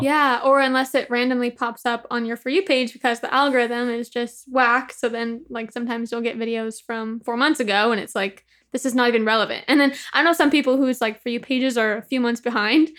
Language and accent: English; Upland, California, United States; I grew up in the Inland Empire, so like Upland, California